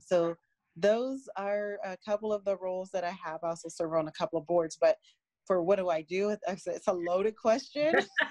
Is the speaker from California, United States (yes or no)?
yes; San Francisco, California, United States; I was born and raised in San Francisco